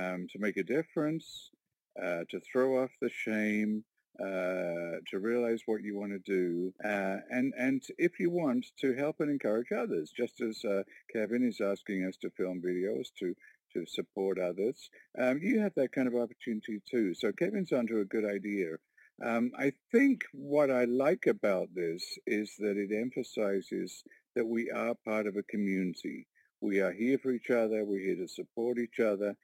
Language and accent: English; Warkworth, Ontario, Canada; I'm from Warkworth, Ontario, little rural community of 700 people